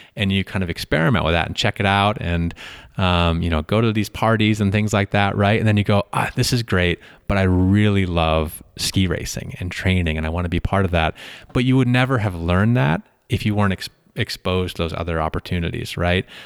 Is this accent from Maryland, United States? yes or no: no; Middlebury, Vermont, United States; moved away; grew up in a pla-, in mi-, near Middlebury, Vermont